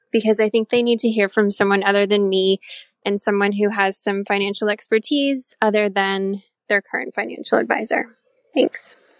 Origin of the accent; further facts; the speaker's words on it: Southwestern Ontario, Canada; I'm from Southwestern Ontario, near the border with Michigan.